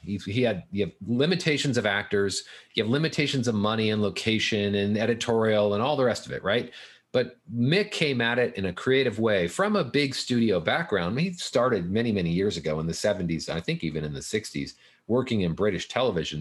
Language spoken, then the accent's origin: English; Fullerton, California, United States; I grew up in Fullerton